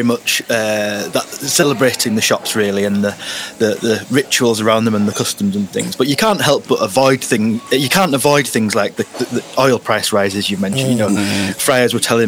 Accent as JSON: {"language": "English", "region": "the north of England", "country": "United Kingdom", "said": "us northerners would say possibly in Moseley near Oldham"}